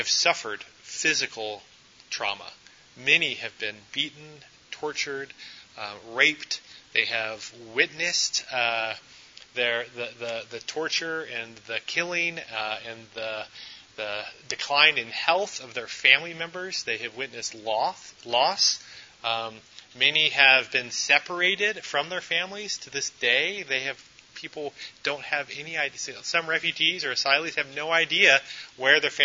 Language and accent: English; United States; also born or lived in Memphis, Tennessee; now in Clarkston, United States; many of us are probably citizens of the U.S. We were born here